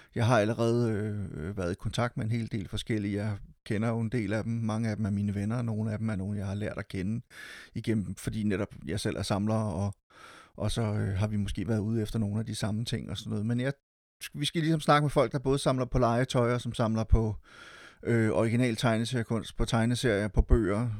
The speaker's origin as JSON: {"language": "Danish", "town": "Silkeborg", "region": "Central Denmark Region", "country": "Denmark", "tie": "born or raised there", "said": "Jeg var med til at drive en lille biograf i min hjemby Silkeborg"}